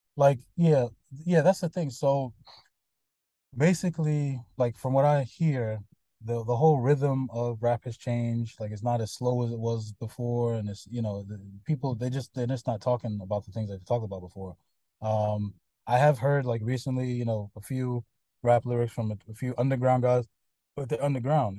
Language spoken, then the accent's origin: English; United States; moved away; whenever you tell somebody you're American